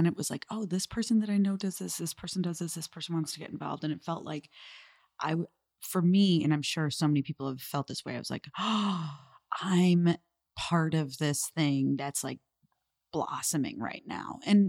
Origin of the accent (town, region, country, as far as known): Chicago, Illinois, United States; born or raised there